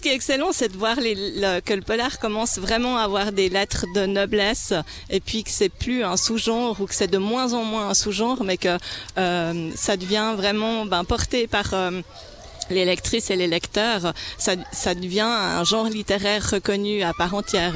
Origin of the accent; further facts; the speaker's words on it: Romandy, Switzerland; accent: Swiss French (helvétismes); j'écris de Suisse romande, en Suisse romande